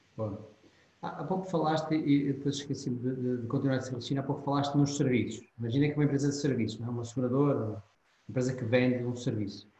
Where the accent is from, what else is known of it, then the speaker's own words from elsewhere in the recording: Portugal; Sim, somos portugueses